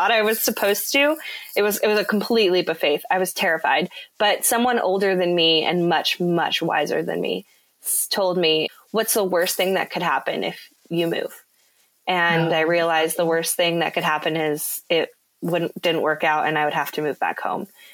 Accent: California, United States; moved away as an adult; also born or lived in Nashville, Tennessee; I'm from California originally

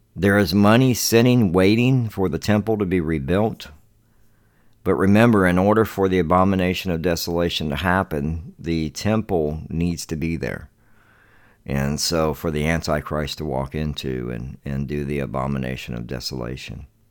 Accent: Charleston, South Carolina, United States; now in Devine, Texas, United States; my hometown where I come from in Charleston, South Carolina

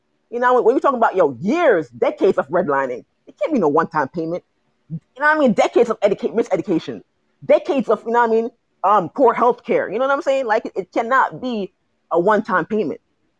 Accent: Jamaica; I'm from the Caribbean. I'm from Jamaica.

